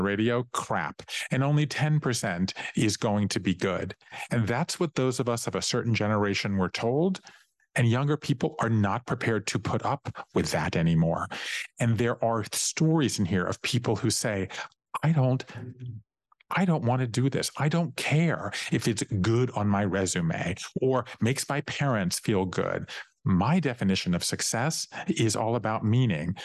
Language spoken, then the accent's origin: English; Savannah, Georgia, United States; going every Saturday growing up in Savannah, Georgia, to work in my family's office with my grandfather